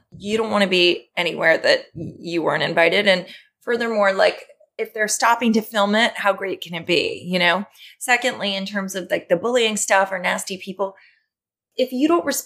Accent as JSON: {"language": "English", "region": "New York", "country": "United States", "tie": "born or raised there", "said": "growing up in New York, I feel like I'm an observer. Yeah. I've just lived here for 44 years"}